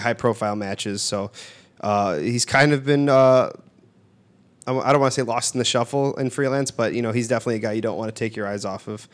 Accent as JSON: {"language": "English", "town": "Bridgeview", "region": "Illinois", "country": "United States", "tie": "born or raised there", "said": "I grew up in Bridgeview"}